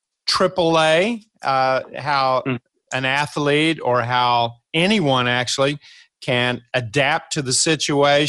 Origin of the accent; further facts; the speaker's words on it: Kentucky, United States; I'm from Kentucky